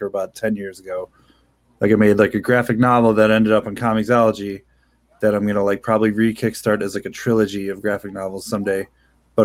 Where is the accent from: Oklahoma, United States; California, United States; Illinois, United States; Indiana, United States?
Illinois, United States; Chicago; I'm from Chicago, or currently living in the west suburbs of Chicago.